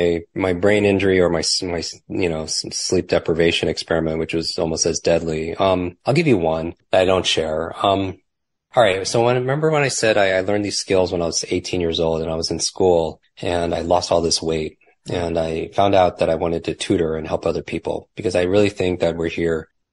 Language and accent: English; Northeast, United States; I grew up in the Northeast. Yeah. Yep. Don't love the cold, but.